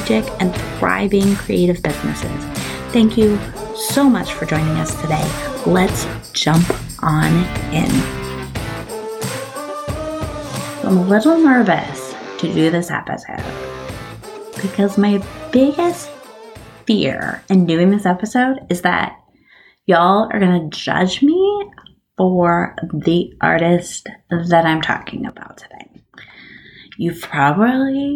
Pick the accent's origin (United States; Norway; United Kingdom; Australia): United States; Bakersfield, California; I grew up in Bakersfield, California